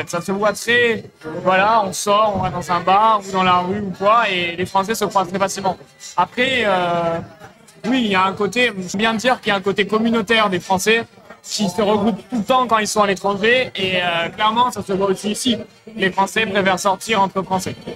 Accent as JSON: {"language": "French", "town": "Marseille", "region": "Provence-Alpes-Côte d'Azur", "country": "France", "moved": "as an adult", "lives_now": "Buenos Aires, Argentina", "said": "je suis euh, étudiant du coup en échange, donc je suis de Marseille. Étudiant en échange du coup à Buenos Aires depuis cinq mois."}